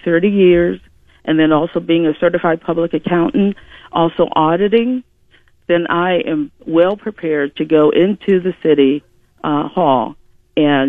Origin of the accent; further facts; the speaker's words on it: Lorain, Ohio, United States; I was raised in Lorain